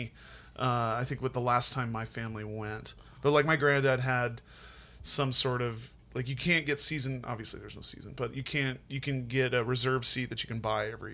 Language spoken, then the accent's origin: English; Helena, Montana, United States; also born or lived in Indianapolis, Indiana; We moved to Helena when I was like 8 from Southside, Indianapolis